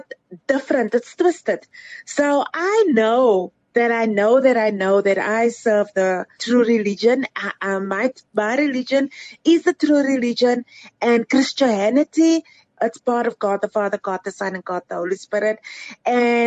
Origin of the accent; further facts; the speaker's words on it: Cape Town, Western Cape, South Africa; now in Johannesburg, South Africa; I'm originally from Cape Town. I grew up in Cape Town